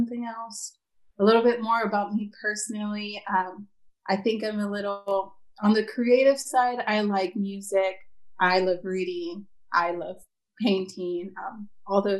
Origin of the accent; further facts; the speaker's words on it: Eagle Pass, Texas, United States; moved away as an adult; also born or lived in San Antonio, Texas; now in Austin, United States; I'm originally from Eagle Pass, Texas, and it's in the border, the Mexico-Texas border. I was raised there